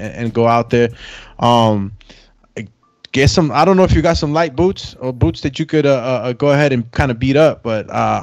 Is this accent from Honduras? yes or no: yes; Honduras; moved away; He's from my home country, Honduras